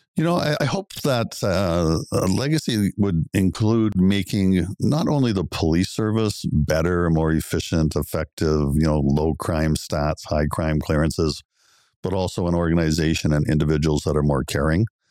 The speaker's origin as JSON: {"language": "English", "town": "Oakville", "region": "Ontario", "country": "Canada", "tie": "born or raised there", "also_born_or_lived": "Guelph / Belleville / Kingston", "said": "I grew up in Oakville. It's my hometown."}